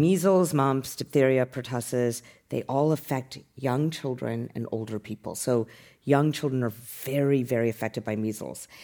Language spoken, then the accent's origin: English; Utah, United States; moved away as an adult; also born or lived in Boston; now in San Francisco, United States; I grew up in Utah